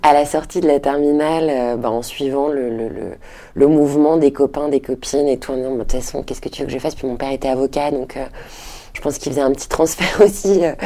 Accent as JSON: {"language": "French", "town": "Paris", "region": "Île-de-France", "country": "France", "tie": "born or raised there", "also_born_or_lived": "Detroit, United States", "said": "J'ai grandi à Paris, ensuite mes parents sont rentrés à Paris quand je te dis j'avais à peu près 6"}